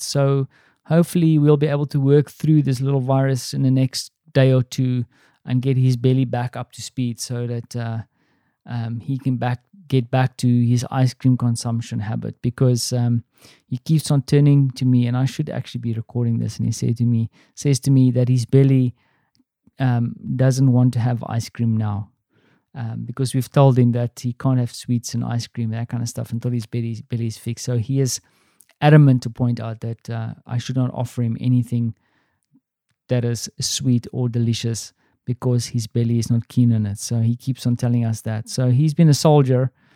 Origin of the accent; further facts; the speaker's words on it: South Africa; accent: South African; now in Poland; my South African accent